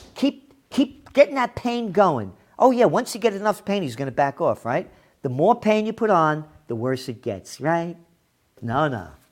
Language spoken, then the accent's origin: English; United States; I'm an American